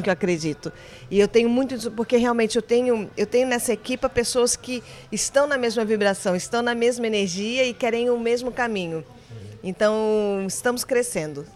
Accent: Brasília, Federal District, Brazil; moved away as an adult; also born or lived in Seville, Spain; eu sou brasileira, sou de Brasília, capital.

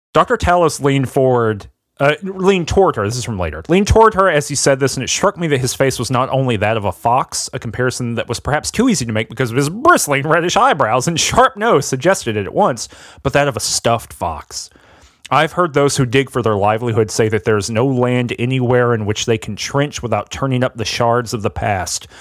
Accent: the South, United States; I'm from the South

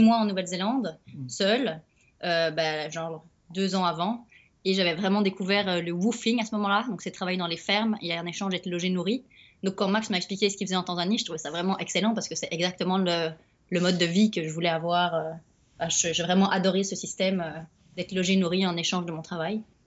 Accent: Belgium; moved away; je suis belge.

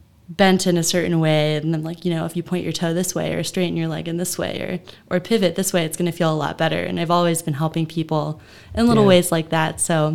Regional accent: Mount Vernon, Ohio, United States; So I grew up in Mount Vernon, Ohio.

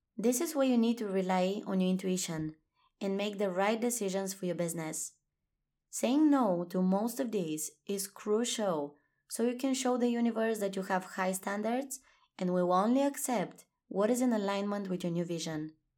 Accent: Bulgaria; moved away; I'm currently in my home country, Bulgaria, visiting family

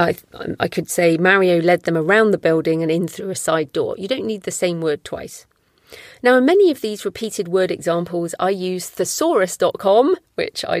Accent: United Kingdom; I'm British

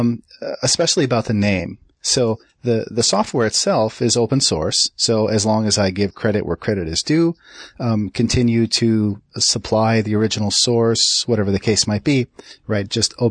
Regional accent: Minneapolis, Minnesota, United States; I grew up in Minneapolis, the birthplace of the famous MEC computing consortium.

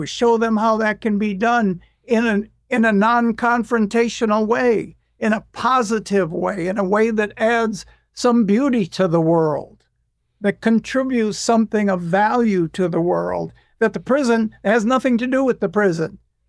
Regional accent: United States; You do this in England, you're British, but I'm American. I'm an ex-convict and I'm a musician. I want to take this on in this country.

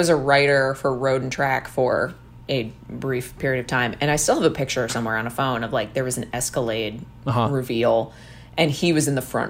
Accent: New Jersey, United States; I grew up in New Jersey.

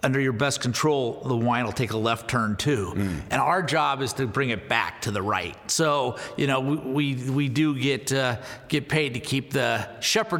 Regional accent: Northern California, United States; I grew up in Northern California

